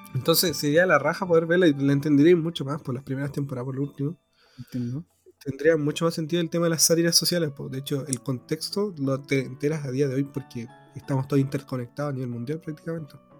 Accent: Chile; como chileno

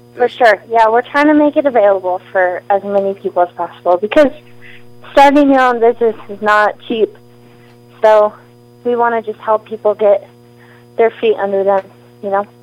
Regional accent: Tennessee, United States; now in Moscow, United States; I grew up in Tennessee, and now I live in Moscow

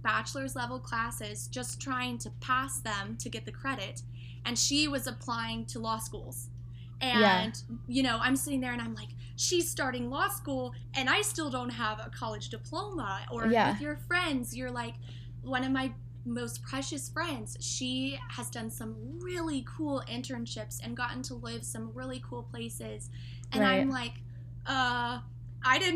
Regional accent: between Lubbock and Amarillo, Texas, United States; now in Amarillo, United States; I went to college in Lubbock and I now live in Amarillo. And my hometown is in the middle of both of those.

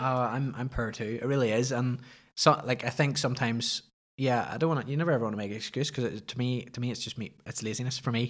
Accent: Ballymoney, Northern Ireland, United Kingdom; also born or lived in Belfast; where I grew up in Ballymoney, it was just outside of Ballymoney

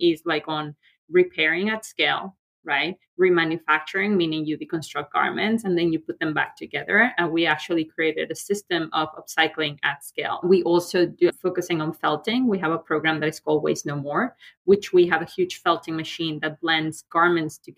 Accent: León, Guanajuato, Mexico; moved away as an adult; now in New York, United States; I'm from León, Guanajuato. León is like a big leather and shoe industry. Like my father had a shoe factory. Some of my family members have tanneries. So kind of like I grew up in that world

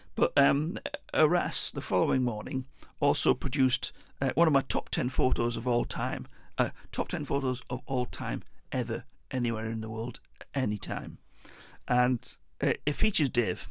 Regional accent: Teesside, North East England, United Kingdom; we're from Teesside.

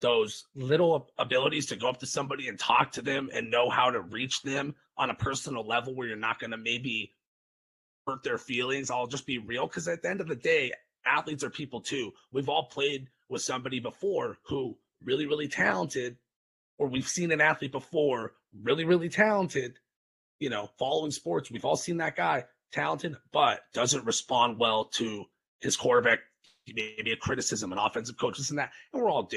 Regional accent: California, United States; I've growing up in California

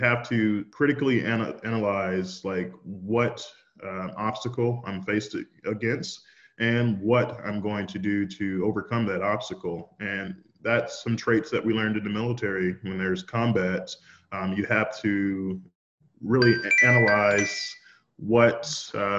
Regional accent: Shreveport, Louisiana, United States; now in Texas, United States; I grew up in Shreveport, Louisiana. I went to middle school, high school there

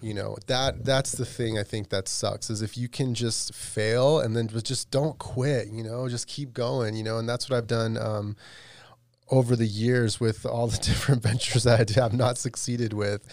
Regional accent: Las Vegas, Nevada, United States; I grew up in Vegas

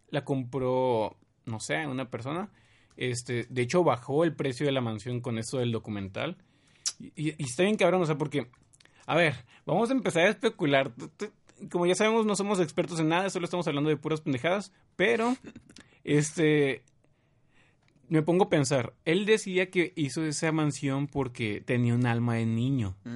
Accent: Tabasco, Mexico; somos de Tabasco y nosotros sí le decimos rancho

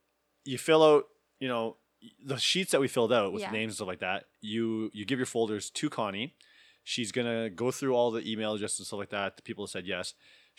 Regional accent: Sherwood Park, Alberta, Canada; Because I told her that I grew up in a white suburban neighborhood. I grew up in Sherwood Park. I was surrounded by white girls my whole life.

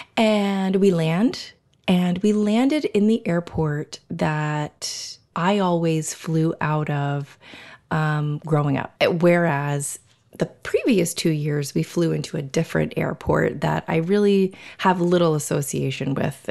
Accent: South Florida, United States; moved away as an adult; now in New York, United States; I grew up in Florida. Um, I, Florida is pretty much the only thing that I remember, South Florida, Southeast Florida.

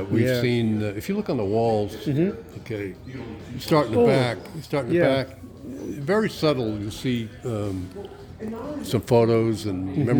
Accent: South Portland, Maine, United States; moved away; my hometown, South Portland

